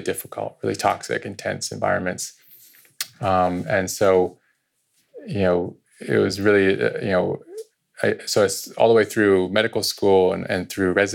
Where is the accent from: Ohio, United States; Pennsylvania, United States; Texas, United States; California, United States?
California, United States; Point Reyes; also born or lived in India / San Rafael; I went to high school here in Santa Rafael. I grew up in Point Reyes. And my upbringing, I also spent 6 years of my childhood in India